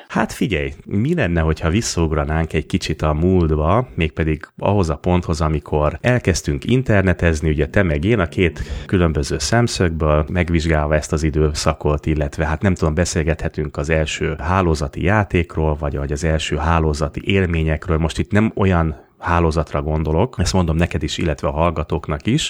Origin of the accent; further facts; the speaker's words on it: Budapest, Hungary; Panel dzsungelben nőttem fel palotán, ott is a kőrakás parban